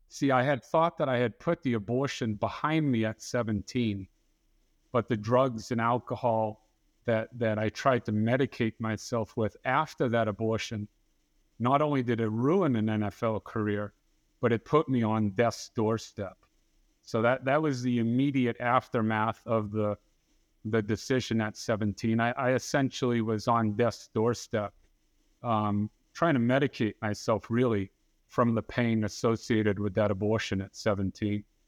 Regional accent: Dartmouth, Massachusetts, United States; moved away as an adult; now in Tampa, United States; I was born and raised in Dartmouth, Massachusetts, and I spent the first 26 years of my life up there

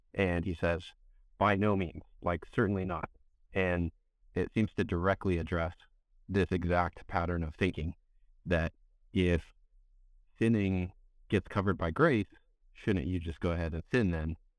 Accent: California, United States; I grew up in California

